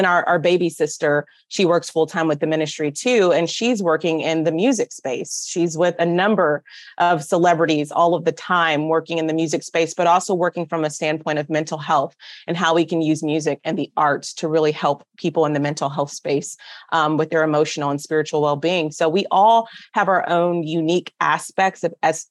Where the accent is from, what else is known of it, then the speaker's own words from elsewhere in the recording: South Bend, Indiana, United States; I grew up in South Bend, Indiana, proud product of the South Bend Community School Corporation up there